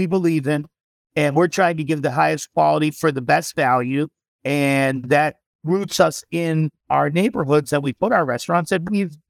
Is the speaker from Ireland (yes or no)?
yes; Ireland; And us being two Irish Catholic boys that are a little bit alternative thinkers, we can relate to that too.